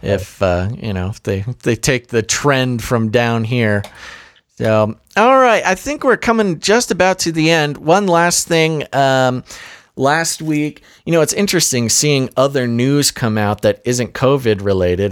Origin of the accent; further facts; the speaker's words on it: United States; as an American